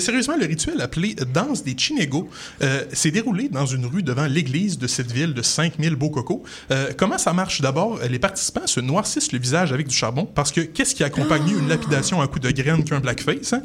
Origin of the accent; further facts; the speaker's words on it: Quebec City, Quebec, Canada; moved away; ma ville natale, Québec Cité